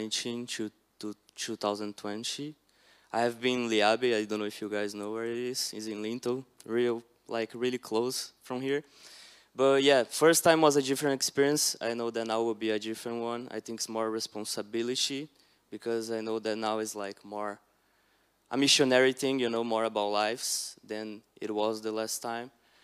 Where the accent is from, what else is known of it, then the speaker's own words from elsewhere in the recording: Brazil; moved away as an adult; now in England, United Kingdom; So I'm from Brazil.